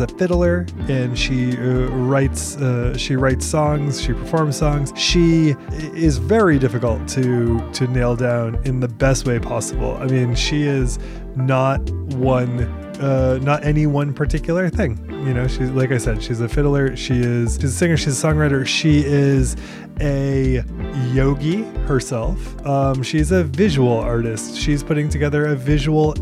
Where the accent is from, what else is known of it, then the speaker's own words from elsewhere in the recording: Portland, Maine, United States; moved away as an adult; also born or lived in Brooklyn; now in Nashville, United States; I am from Portland, Maine. Mm-hmm. And that is where I lived for a super long time on and off for years.